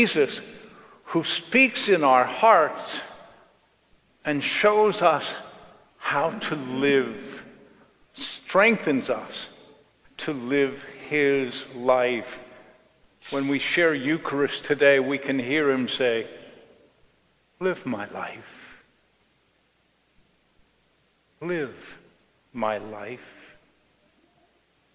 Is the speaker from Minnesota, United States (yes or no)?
no; Johnstown, Pennsylvania, United States; in 1977, Johnstown, my hometown, was flooded when a dam broke right above the city.